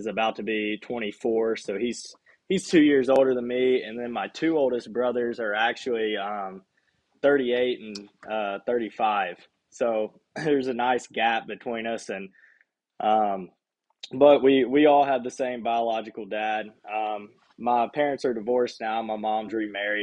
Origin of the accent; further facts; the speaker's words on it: Bryant, Arkansas, United States; I'm from Bryant, Arkansas. It's kind of the central Arkansas area around Little Rock. I went to Bryant High School. Have always lived in Bryant my whole life